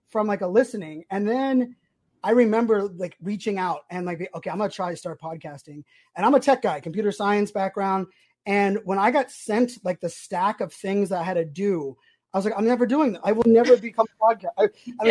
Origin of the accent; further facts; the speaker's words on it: Pittsburgh, Pennsylvania, United States; born there; now in Virginia Beach, United States; I was born in Pittsburgh, so moving to Virginia Beach, like still being able to have like my Pittsburgh roots and talk sports.